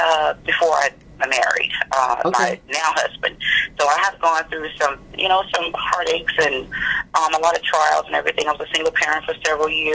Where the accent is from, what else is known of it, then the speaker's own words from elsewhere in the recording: Palestine, Texas, United States; I was born and raised in Palestine, Texas.